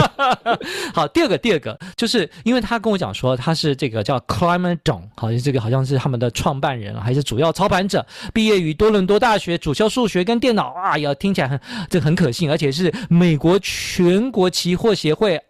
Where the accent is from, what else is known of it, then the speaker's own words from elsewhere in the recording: Taiwan; 我们台湾人